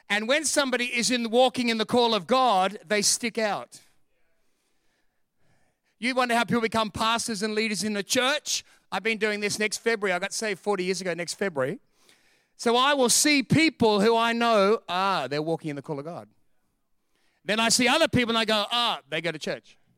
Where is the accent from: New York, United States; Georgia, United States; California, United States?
New York, United States; New York City; But I grew up in the Bronx, more and more to the Bronx, to the poorest suburbs, and then grew up in poverty.